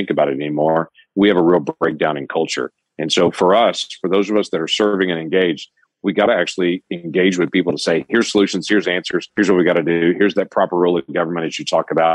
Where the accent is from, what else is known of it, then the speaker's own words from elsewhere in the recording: United States; We're Americans.